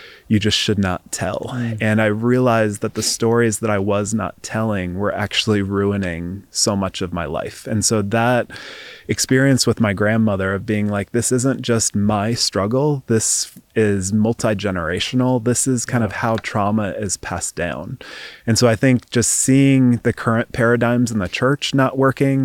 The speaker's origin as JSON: {"language": "English", "region": "East Coast", "country": "United States", "tie": "born or raised there", "also_born_or_lived": "Seattle, Washington", "moved": "as an adult", "said": "I grew up in the East Coast and then moved out to Seattle, Washington for grad school."}